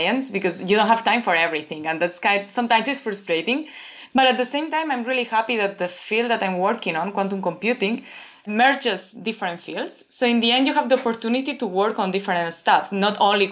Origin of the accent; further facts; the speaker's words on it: Barcelona, Catalonia, Spain; moved away as an adult; now in Toronto, Canada; I'm from Barcelona, from Spain, and I study physics there